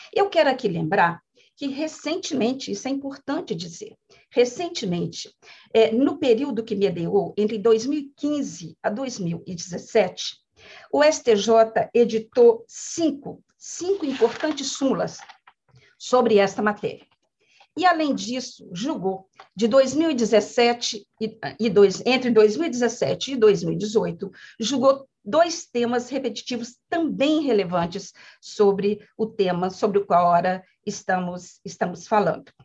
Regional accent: Minas Gerais, Brazil; eu sou mineira

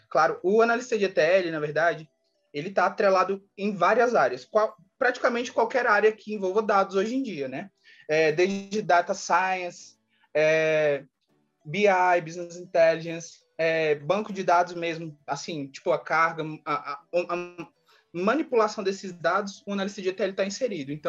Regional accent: Brasília, Federal District, Brazil; sou de Brasília.

